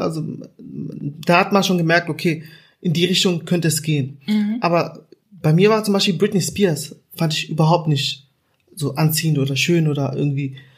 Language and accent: German; Germany; ich bin in Deutschland aufgewachsen